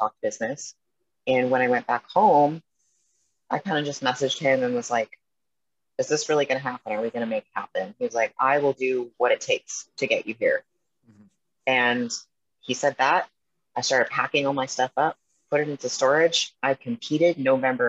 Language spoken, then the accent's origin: English; Edmonton, Alberta, Canada; moved away as an adult; now in Vancouver, United States; growing up in Edmonton